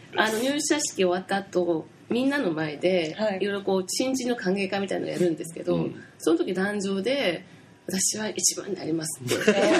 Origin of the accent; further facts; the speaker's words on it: Shiga, Japan; 私の地元滋賀県なんですけど